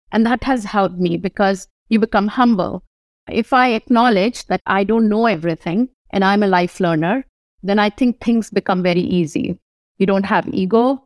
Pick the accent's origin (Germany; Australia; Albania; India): India; Kanpur, Uttar Pradesh; moved away as an adult; also born or lived in New Delhi / Maharashtra; now in United States; I was born in Kanpur, U P, Uttar Pradesh. Spent a lot of time in New Delhi, N C R areas we call